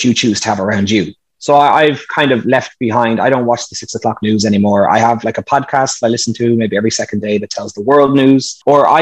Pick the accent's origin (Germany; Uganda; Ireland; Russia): Ireland; County Meath; I'm from the Republic of Ireland. I'm from County Meath